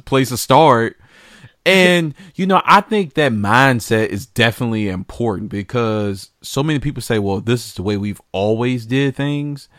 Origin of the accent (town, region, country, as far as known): United States